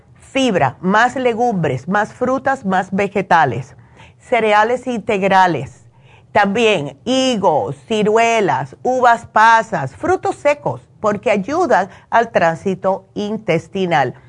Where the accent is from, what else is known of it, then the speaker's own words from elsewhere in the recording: Cuba; moved away; como hacemos nosotros los cubanos